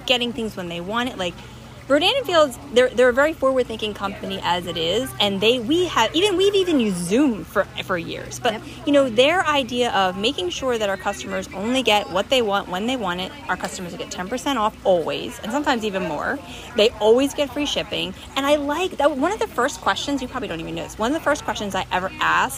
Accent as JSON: {"language": "English", "region": "New Jersey", "country": "United States", "tie": "born or raised there"}